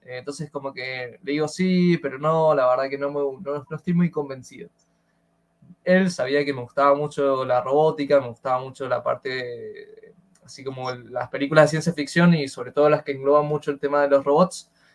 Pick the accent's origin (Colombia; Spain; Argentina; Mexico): Argentina; estamos los pobres ah, argentinos